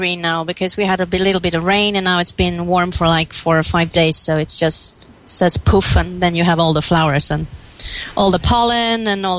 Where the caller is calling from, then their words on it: Stockholm, Stockholm County, Sweden; Hi, this is … I'm calling from Stockholm